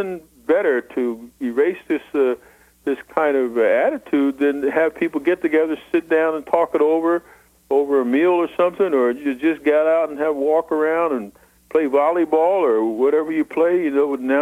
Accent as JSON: {"language": "English", "region": "New Jersey", "country": "United States", "tie": "born or raised there", "said": "I grew up in New Jersey"}